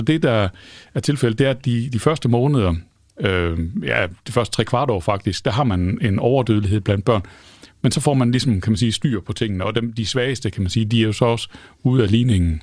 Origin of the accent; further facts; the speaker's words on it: Denmark; som danskere